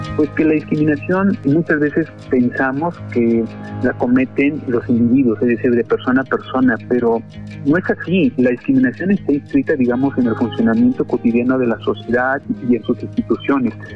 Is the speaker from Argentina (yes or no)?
no; Mexico; tenemos como sociedad mexicana